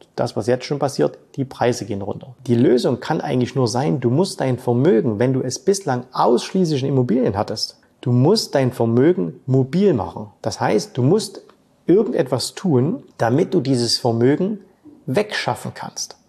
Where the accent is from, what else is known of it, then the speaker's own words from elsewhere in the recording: Saxony, Germany; in meinem Heimatbundesland Sachsen